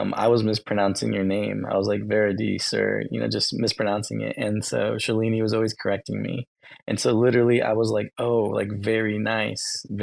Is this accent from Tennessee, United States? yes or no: no; Texas, United States; I'm from Texas